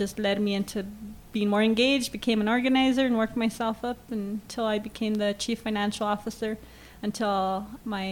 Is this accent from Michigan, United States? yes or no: no; Albuquerque, New Mexico, United States; I am born and raised native New Mexican and raised by a Chicano father and Mexican mother in the South Valley of Albuquerque.